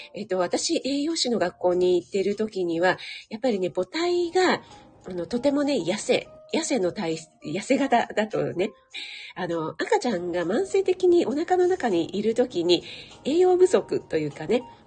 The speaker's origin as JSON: {"language": "Japanese", "region": "Kanto", "country": "Japan", "said": "雪に慣れない軟弱な関東人"}